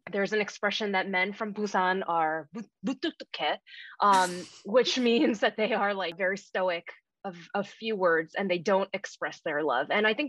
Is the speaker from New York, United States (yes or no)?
yes; New York City, New York, United States; I'm thrilled to be on. Thank you, Genesis and Abigail, for having me. I'm a born and raised in Queens, Korean American.